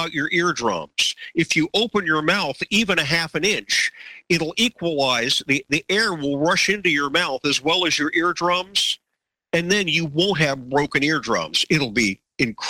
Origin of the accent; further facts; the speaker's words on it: Miami, Florida, United States; My wife and I grew up in Miami, just a few miles apart